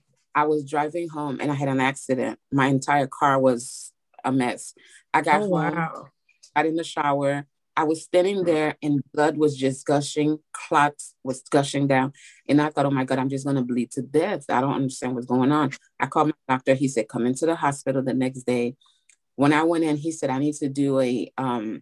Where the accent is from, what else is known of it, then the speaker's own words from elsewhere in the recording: Miami, Florida, United States; moved away as an adult; now in Nashville, United States; currently I'm living in Nashville, Tennessee, but I grew up in Florida and Miami. I'm from Miami